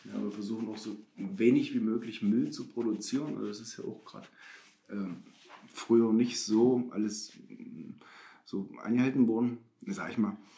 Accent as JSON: {"language": "German", "town": "Bernburg", "region": "Saxony-Anhalt", "country": "Germany", "tie": "born or raised there", "said": "ich bin in Bernburg geboren, ich bin schon immer Bernburger."}